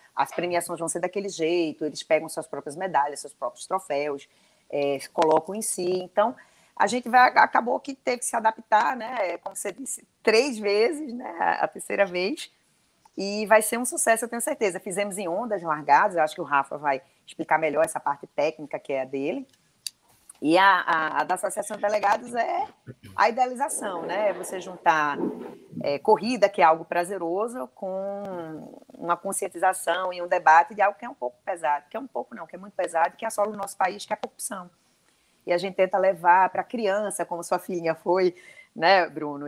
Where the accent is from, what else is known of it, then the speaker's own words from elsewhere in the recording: Recife, Pernambuco, Brazil; now in João Pessoa, Brazil; eu sou recifense